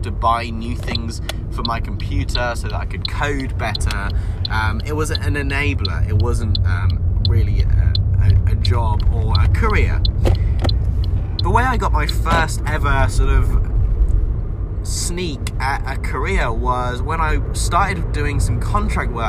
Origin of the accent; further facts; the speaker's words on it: Devon, South West England, United Kingdom; I grew up in Devon